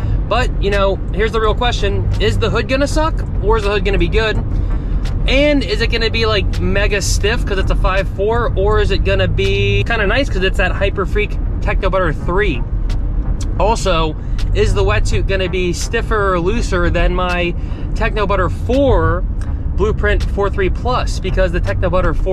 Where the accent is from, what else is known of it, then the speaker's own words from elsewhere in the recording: East Coast, United States; growing up on the East Coast